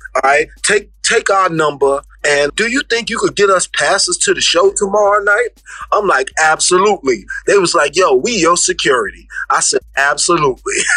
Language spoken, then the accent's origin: English; New York City, New York, United States; I'm from the Bronx, so I'm not afraid to go anywhere